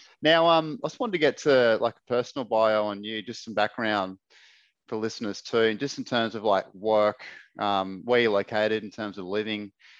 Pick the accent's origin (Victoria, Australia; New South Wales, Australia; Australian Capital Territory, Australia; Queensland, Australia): Queensland, Australia; Brisbane; I grew up in Ashgrove.